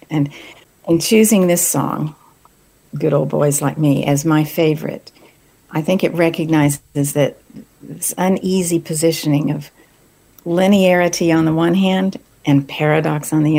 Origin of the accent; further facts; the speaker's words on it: New Mexico, United States; also born or lived in Texas; I was raised in New Mexico, this stunning part of the world